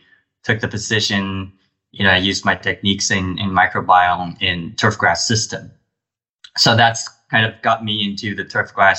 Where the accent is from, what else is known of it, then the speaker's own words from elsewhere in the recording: Taipei, Taiwan; moved away as an adult; also born or lived in Dijon, France; now in United States; I came from Taiwan. I grew up in a city, Taipei. It's the capital of Taiwan.